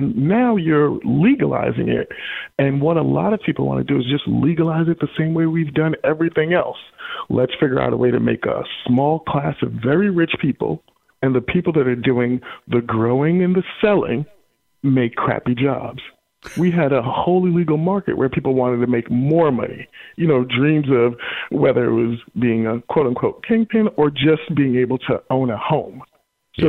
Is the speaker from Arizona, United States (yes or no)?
no; New York, United States; moved away as an adult; now in Washington, D.C., United States; I grew up in New York, which is a union town